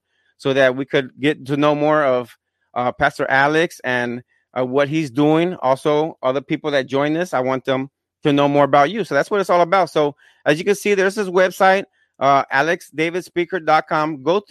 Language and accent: English; Fajardo, Puerto Rico; I'm from Puerto Rico as well. I'm from Fajardo. But, you know, we're both bilingual